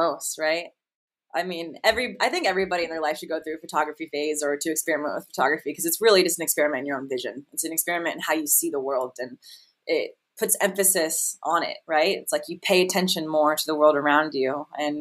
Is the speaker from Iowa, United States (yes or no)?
no; Las Vegas, Nevada, United States; I grew up in Las Vegas